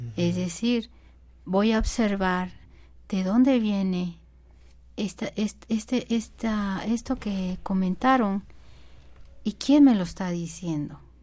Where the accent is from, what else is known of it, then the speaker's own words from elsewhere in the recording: Mexico; nuestro México